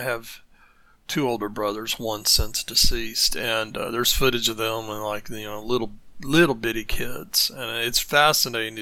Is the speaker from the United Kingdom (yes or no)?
no; United States; I'm coming from the American side here